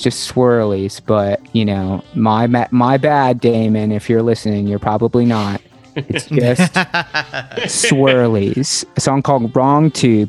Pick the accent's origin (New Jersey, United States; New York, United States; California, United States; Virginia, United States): Virginia, United States; Virginia Beach; We grew up together in Virginia Beach, Virginia. That's where I'm originally from.